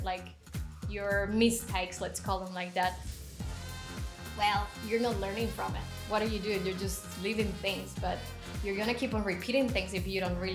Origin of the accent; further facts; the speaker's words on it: Colombia; I am originally from Colombia, currently in Colombia